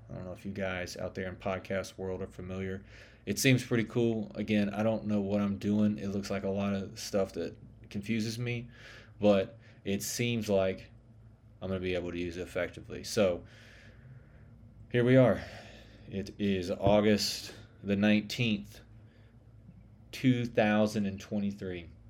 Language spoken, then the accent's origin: English; the South, United States; accent: Southern; I'm from the South, which you can probably tell by my accent